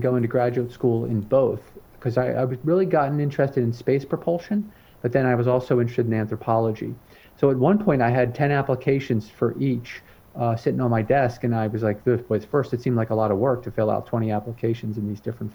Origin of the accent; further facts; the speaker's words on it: Philadelphia, Pennsylvania, United States; I grew up just outside of Philadelphia.